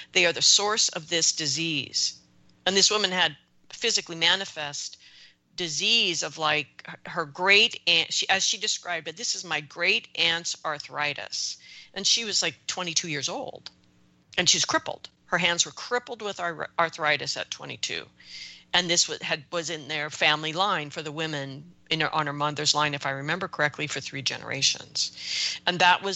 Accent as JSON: {"language": "English", "country": "United States", "said": "as an American"}